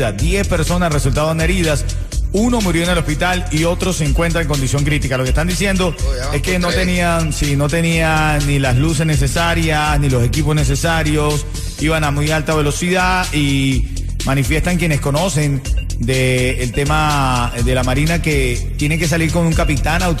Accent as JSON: {"language": "Spanish", "country": "Venezuela", "said": "Yo como venezolano te digo, hazle caso, Háganle caso"}